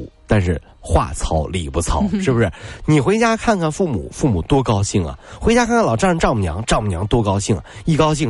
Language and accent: Chinese; Wenzhou, Zhejiang, China; 对，这个不是我们温州人。